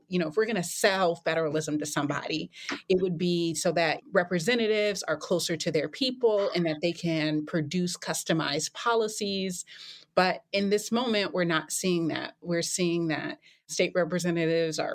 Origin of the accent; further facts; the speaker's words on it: North Carolina, United States; my home state of North Carolina, which I love so much